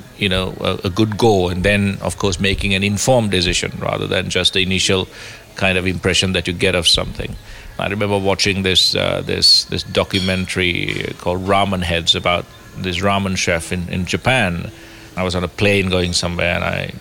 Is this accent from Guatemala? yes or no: no; Kandy, Central Province, Sri Lanka; I was very, very fortunate growing up in Sri Lanka